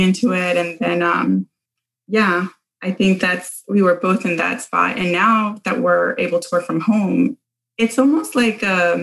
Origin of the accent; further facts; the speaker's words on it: Panama; moved away; I'm from Panama